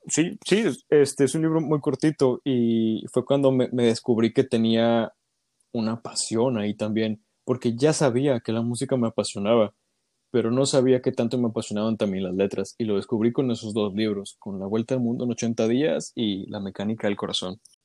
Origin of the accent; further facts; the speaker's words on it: Ciudad Victoria, Tamaulipas, Mexico; soy originario de Ciudad Victoria, Tamaulipas